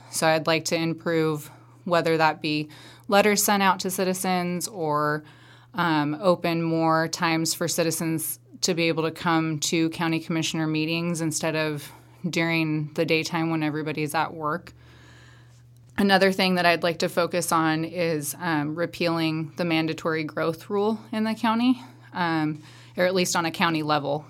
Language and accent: English; Madras, Oregon, United States; I was born and raised here in Madras. Well, not here because I'm in Warm Springs, but in Madras.